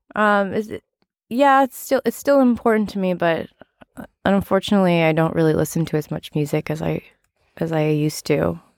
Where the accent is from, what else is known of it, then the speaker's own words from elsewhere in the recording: Massachusetts, United States; I grew up in Massachusetts